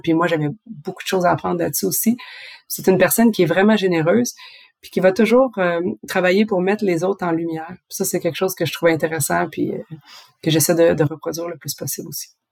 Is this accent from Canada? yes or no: yes; Quebec, Canada; moved away as an adult; now in France; quand je suis partie du Québec